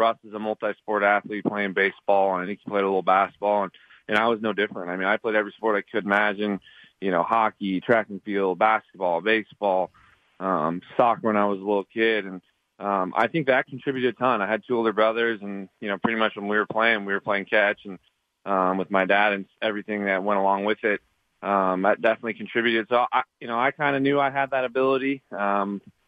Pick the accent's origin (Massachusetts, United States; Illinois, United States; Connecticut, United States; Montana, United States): Montana, United States; I'm from Montana